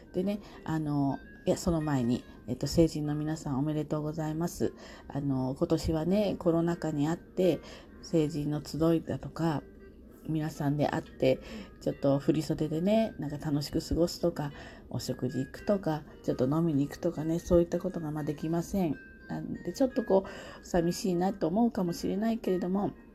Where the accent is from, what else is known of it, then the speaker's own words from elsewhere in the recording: Kanto, Japan; 私は関東の人